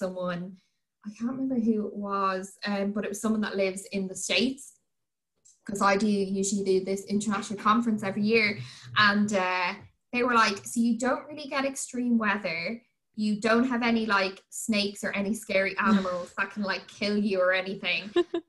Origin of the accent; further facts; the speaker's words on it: Ireland; But I'm also on this kind of, I just want to embrace more being Irish.